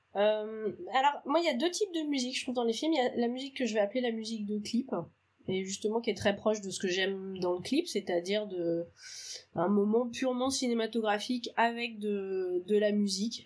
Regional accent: Brittany, France; chez moi, dans le Morbihan

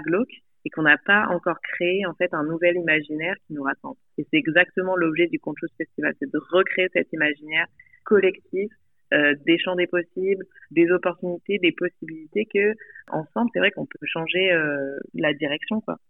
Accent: Nice, Provence-Alpes-Côte d'Azur, France; moved away; also born or lived in Paris, France; j'ai grandi euh, à Nice, dans le sud-est de la France.

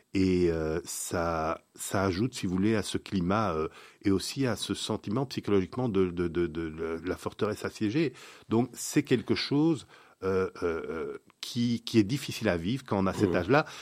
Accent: Belgium; nous sommes belges

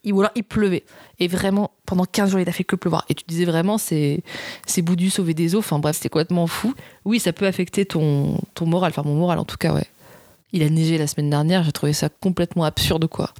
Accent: south of France, France; now in Paris, France; je viens du sud de la France

